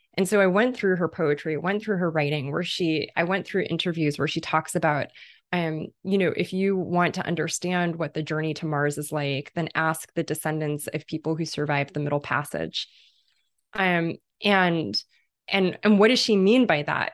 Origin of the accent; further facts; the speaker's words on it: London, United Kingdom; I spent part of my childhood in, in Irish and Caribbean neighborhood in London, in, in Kilburn, in London